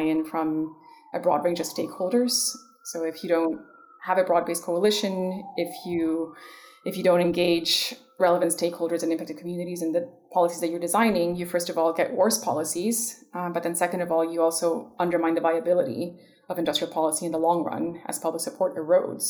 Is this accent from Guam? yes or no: no; Ecuador; moved away; I grew up in Ecuador at the height of neoliberalism in the 90s